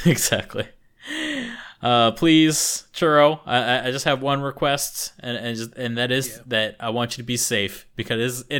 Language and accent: English; United States; we're stinky Americans.